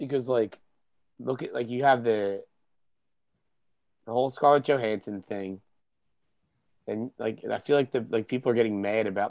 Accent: Philadelphia, Pennsylvania, United States; I'm from Northeast Philly.

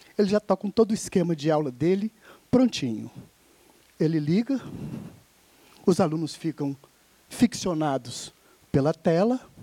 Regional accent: Minas Gerais, Brazil; enquanto mineiro 100% de ferro no sangue

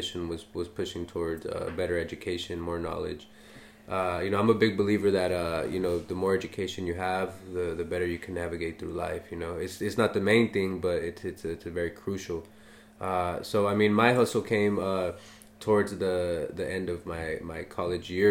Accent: Los Angeles, California, United States; We're both from San Pedro

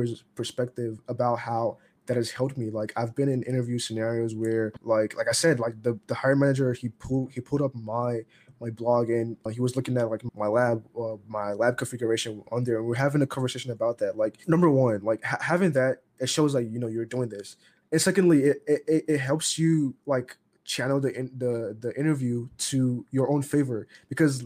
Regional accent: Nigeria; I'm Nigerian

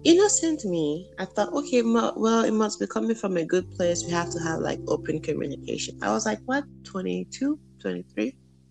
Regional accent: Nigeria; moved away; That's how we say it in Nigeria growing up

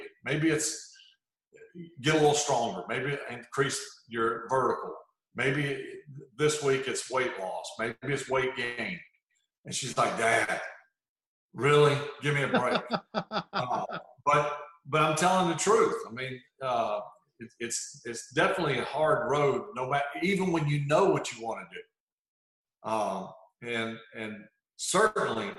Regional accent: Hancock County, Mississippi, United States; also born or lived in Gulfport, Mississippi; I grew up probably 15 minutes to the west of Gulfport in Hancock County

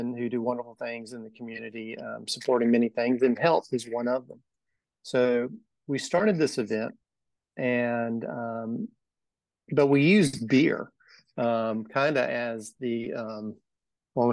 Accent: Macon, Georgia, United States; So I grew up in Macon. I grew up in Bloomfield. I went to Southwest High School. Never left Macon.

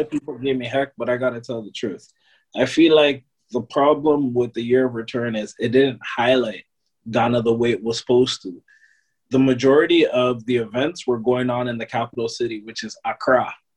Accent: Toronto, Ontario, Canada; born and raised in Toronto

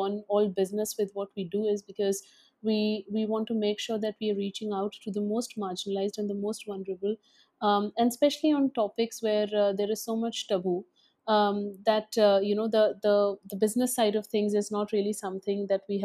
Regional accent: Dehradun, Uttarakhand, India; also born or lived in Alwar, Rajasthan / Delhi; I come from Alwar, Rajasthan, a small city in Rajasthan. And I grew up in Dehradun in a boarding school

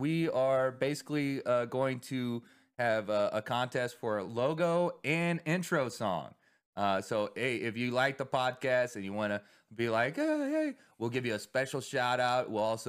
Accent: Texas, United States; I'm from Texas.

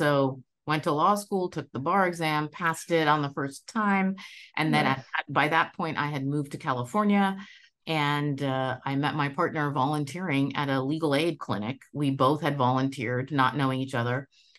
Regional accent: West Bengal, India; I was born in India. I am Bengali, so I come from the state of West Bengal on the eastern side of India.

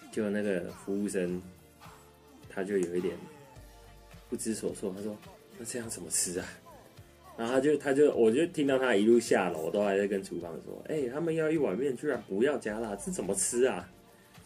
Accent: Guangdong, China; 假设说我们广东人喜欢吃烧腊

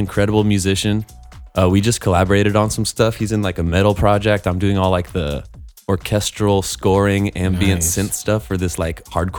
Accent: Los Angeles, California, United States; I'm from Los Angeles. I come from a long line of musicians. Let's see. My mom's family was Bay Area jazz musicians.

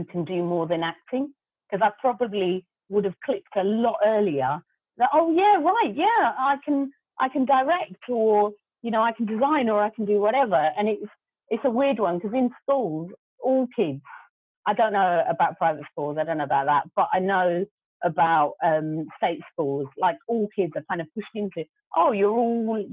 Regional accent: London, United Kingdom; first language Gujarati; English is a second language; even though I was born here and I was born in Hackney, my grandmother pretty much kind of brought us up

